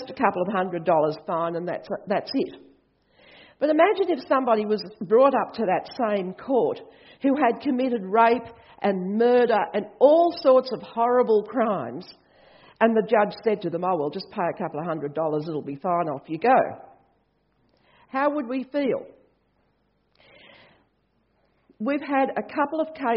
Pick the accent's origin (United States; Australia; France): Australia; I'm Australian